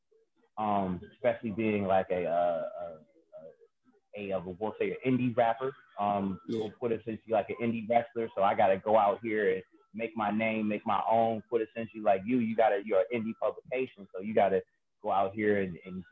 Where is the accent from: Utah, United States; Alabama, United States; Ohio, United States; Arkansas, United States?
Ohio, United States; Cleveland; I'm from Cleveland, Ohio